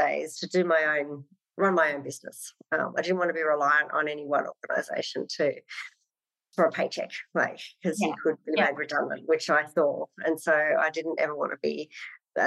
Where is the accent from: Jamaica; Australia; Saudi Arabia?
Australia; Sydney, New South Wales; also born or lived in Wagga Wagga / London; I was in growing up in Western Sydney. And then mum moved us to country town Wagga Wagga